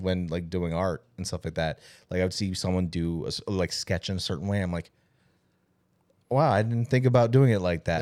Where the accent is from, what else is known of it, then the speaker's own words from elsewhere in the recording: California, United States; growing up in California